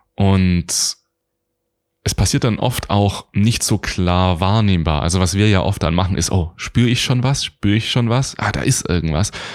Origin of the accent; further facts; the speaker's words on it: Stuttgart, Baden-Württemberg, Germany; also born or lived in Göppingen; Ich komme aus Deutschland, ich bin in Göppingen geboren, ich bin im Raum Stuttgart aufgewachsen